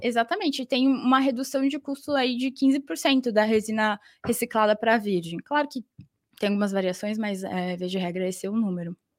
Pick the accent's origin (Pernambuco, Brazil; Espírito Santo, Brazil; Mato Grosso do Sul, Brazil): Mato Grosso do Sul, Brazil; Campo Grande; moved away as an adult; now in São Paulo, Brazil; eu sou de Campo Grande, Mato Grosso do Sul, e resolvi me mudar para São Paulo para fazer faculdade.